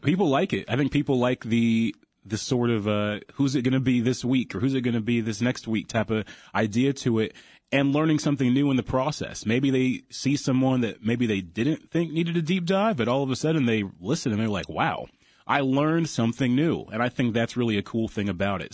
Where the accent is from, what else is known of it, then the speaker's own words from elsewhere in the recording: Ohio, United States; I'm from Ohio, great state of Ohio